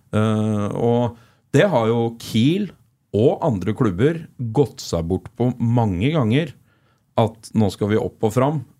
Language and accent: Norwegian; Flisa, Innlandet, Norway; som smågutt eh, vokste opp på Flisa